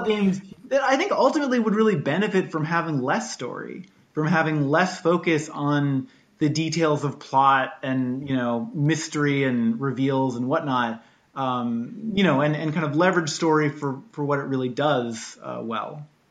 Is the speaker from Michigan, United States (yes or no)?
no; Washington, United States; growing up in Washington State, like flying a kite on a beach